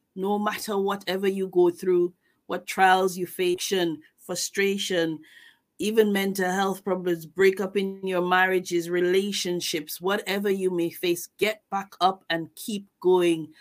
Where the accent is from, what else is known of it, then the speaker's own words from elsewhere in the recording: Tobago, Trinidad & Tobago; moved away as an adult; now in United Kingdom; I am from Tobago. I live in the UK. I've been here for uh, maybe two decades now